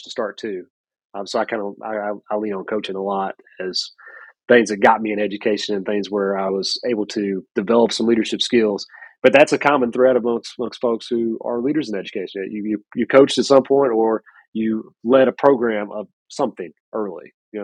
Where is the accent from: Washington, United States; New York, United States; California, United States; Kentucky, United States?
Kentucky, United States; Lexington; I'm from Lexington, Kentucky